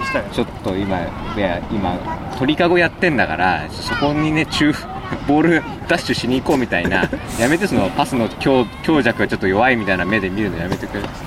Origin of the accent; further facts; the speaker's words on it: Yokohama, Kanagawa, Japan; 僕はちょっと横浜生まれ横浜育ちなので